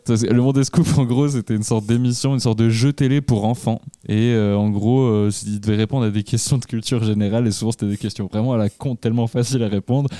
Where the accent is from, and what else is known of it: Switzerland